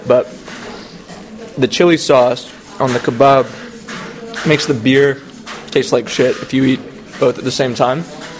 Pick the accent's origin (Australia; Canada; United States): Canada; first language English; I am from Canada.